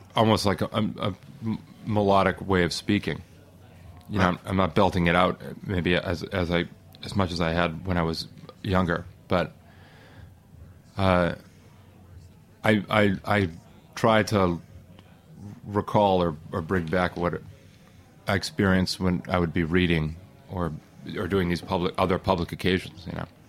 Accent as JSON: {"language": "English", "town": "Boston", "region": "Massachusetts", "country": "United States", "also_born_or_lived": "the South (US)", "moved": "yes", "lives_now": "Brooklyn, United States", "said": "I'm from Boston, and I like living in the Northeast. I wanted to come back after living in the South for 10, 12 years"}